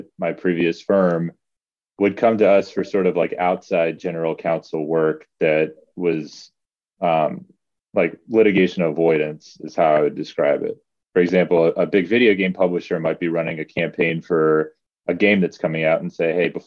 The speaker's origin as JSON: {"language": "English", "town": "Virginia Beach", "region": "Virginia", "country": "United States", "tie": "born or raised there", "also_born_or_lived": "Davis, California", "moved": "as an adult", "lives_now": "Los Angeles, United States", "said": "I grew up in Virginia Beach"}